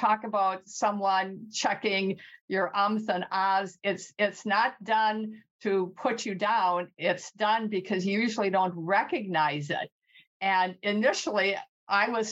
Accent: Midwest, United States; accent: Midwest; moved away as an adult; now in California, United States; when we moved to California from the Midwest, and you might hear my Midwest accent

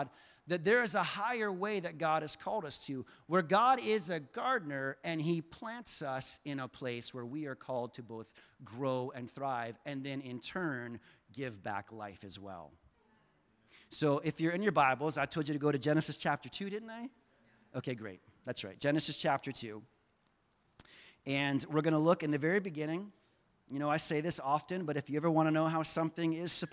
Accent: the South, United States; moved away; I grew up in the South

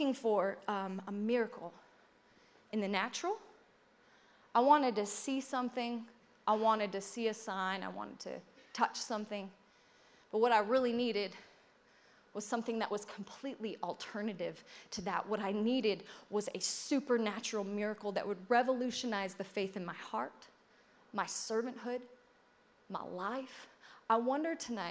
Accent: United States; I'm so American

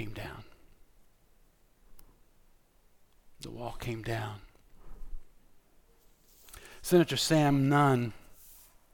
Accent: Scotland, United Kingdom; I'm Scottish

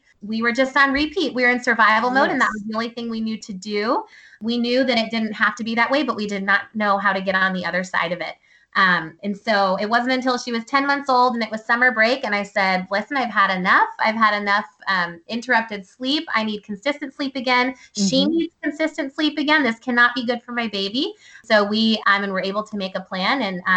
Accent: Ohio, United States; moved away as an adult; also born or lived in Pennsylvania / Thailand; now in Virginia, United States; I grew up in Ohio

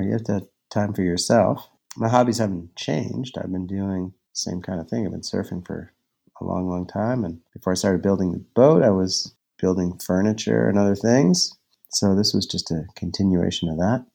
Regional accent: Halifax, Nova Scotia, Canada; moved away as an adult; also born or lived in Victoria, British Columbia; I grew up in Halifax when I finished dental school at Dal

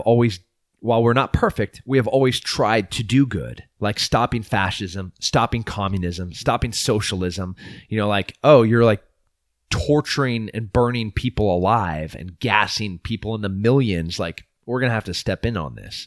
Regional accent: United States; we are beautiful American people

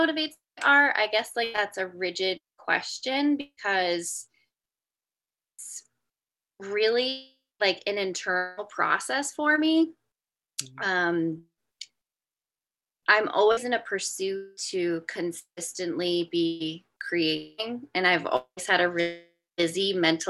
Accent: Johnston, United States; I grew up in Johnston and have my studio still nestled here on my parents' farm

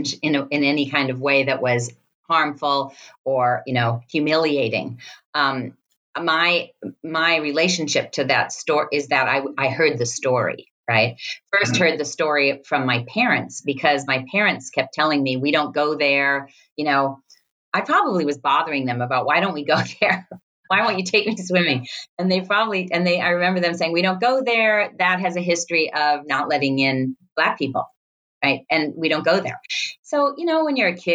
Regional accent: Pasadena, California, United States; I grew up in Pasadena

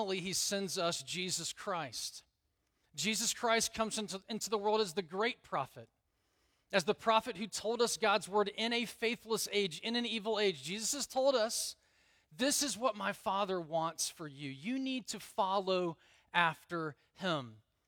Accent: Alabama, United States; I grew up in Alabama.

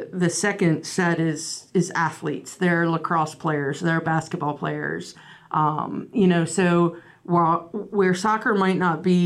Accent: Frederick County, Maryland, United States; I came from Frederick County, where my senior year, I was player of the year with Kathy.

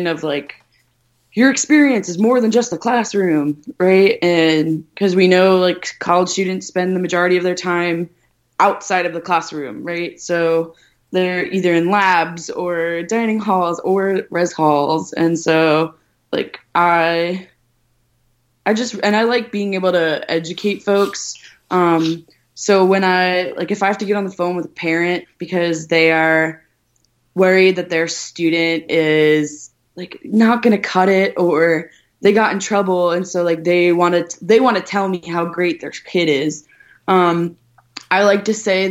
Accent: New York City, New York, United States; now in New Jersey, United States; I'm from Staten Island, where it was basically, everyone was, white, Italian, Catholic

